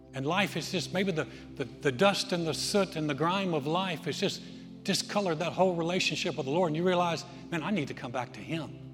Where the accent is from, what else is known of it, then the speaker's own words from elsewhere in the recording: Texas, United States; I'm from Texas